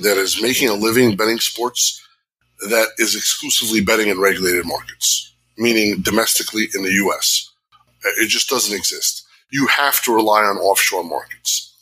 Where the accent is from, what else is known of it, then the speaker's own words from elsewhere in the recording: Jersey City, New Jersey, United States; I grew up in Jersey City. You know, I grew up with gangsters and all this other shit